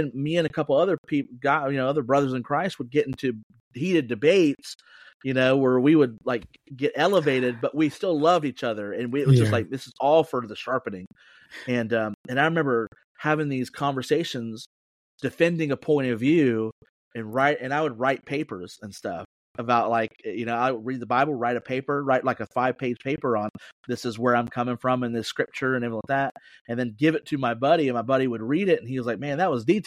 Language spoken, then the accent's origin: English; Plant City, Florida, United States; now in Lakeland, United States; I was born and raised in Plant City, Florida.